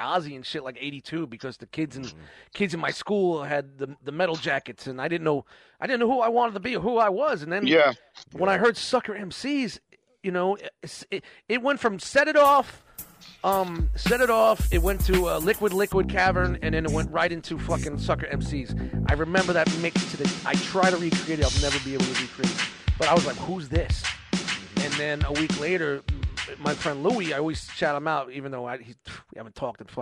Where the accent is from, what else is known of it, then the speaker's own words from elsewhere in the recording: New York City, New York, United States; I was from Brooklyn